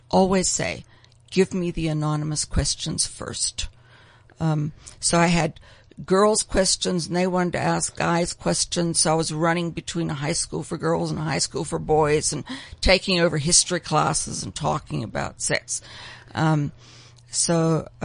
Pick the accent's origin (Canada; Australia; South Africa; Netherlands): South Africa; I'm born and bred in South Africa